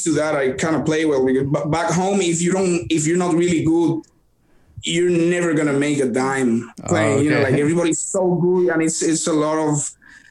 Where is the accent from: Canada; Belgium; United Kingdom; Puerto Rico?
Puerto Rico; Bayamón; moved away as an adult; now in Corpus Christi area, United States; in my hometown, I'm from Bayamon, Puerto Rico